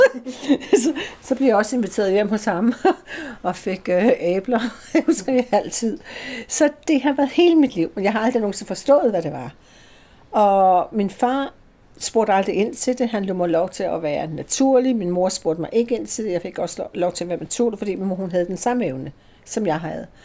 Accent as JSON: {"language": "Danish", "town": "Slagelse", "region": "Zealand", "country": "Denmark", "tie": "born or raised there", "also_born_or_lived": "England", "moved": "as an adult", "said": "Jeg er ikke født i København, men jeg er født i Slagelse."}